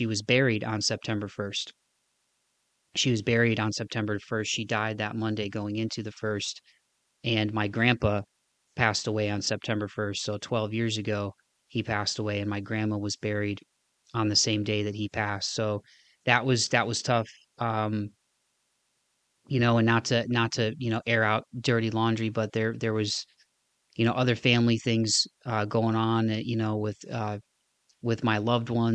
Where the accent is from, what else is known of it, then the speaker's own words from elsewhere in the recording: Northwest Ohio, Southeast Michigan, Midwest, United States; moved away as an adult; now in Nashville, United States; I had spent my entire life in Northwest Ohio, Southeast Michigan.